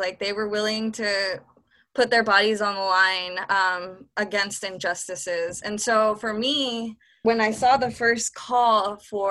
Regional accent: Southern California, United States; also born or lived in Berkeley; I'm from Southern California

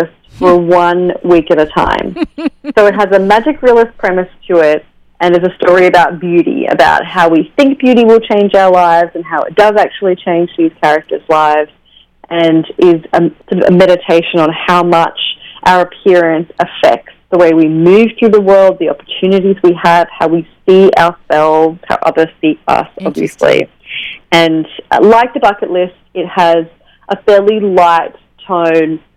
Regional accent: Australia; now in New York City, United States; I'm Australian. I'm from Australia, but I live in New York City now.

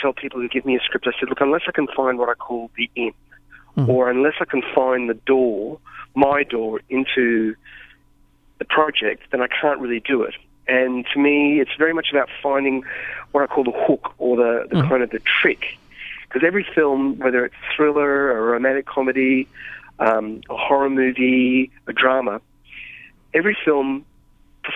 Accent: Australia; as an Australian filmmaker

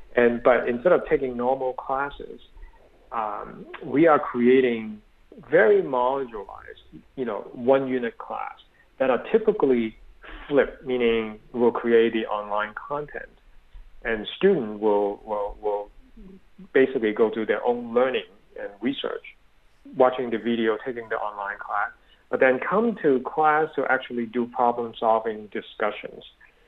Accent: Berkeley, California, United States; I'm a product of Berkeley, so people always say I'm from the Republic of Berkeley, so I'm very liberal.

